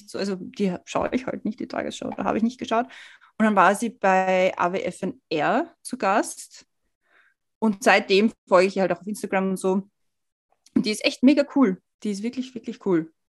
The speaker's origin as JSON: {"language": "German", "country": "Switzerland", "said": "als Schweizerin bist du auch irgendwie, hast du halt auch irgendwie einen anderen Hintergrund als nur Deutsche"}